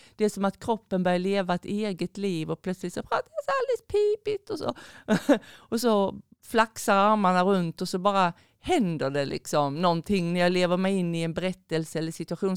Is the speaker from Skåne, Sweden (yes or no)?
yes; Skåne, Sweden; moved away; sen är jag en skåning i förskingringen